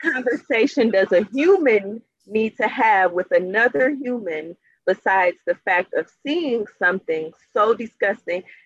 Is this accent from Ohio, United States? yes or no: yes; Cleveland, Ohio, United States; I'm from Cleveland, Ohio, and mm-hmm. I was raising my children like two blocks away